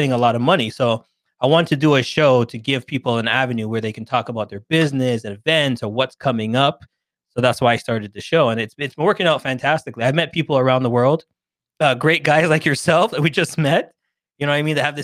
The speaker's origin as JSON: {"language": "English", "town": "Toronto", "region": "Ontario", "country": "Canada", "said": "I'm from Toronto, Canada"}